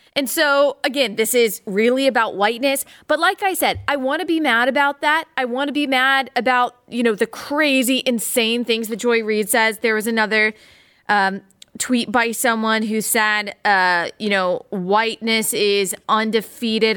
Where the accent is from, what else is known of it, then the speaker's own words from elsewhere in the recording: Dallas, Texas, United States; I'm originally from Dallas